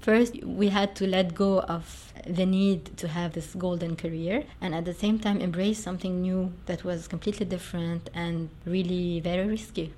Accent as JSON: {"language": "English", "town": "Beirut", "region": "Beirut Governorate", "country": "Lebanon", "tie": "born or raised there", "said": "I grew up in Beirut. I went to a lovely school and I spent all of my uh, school years there up until graduation."}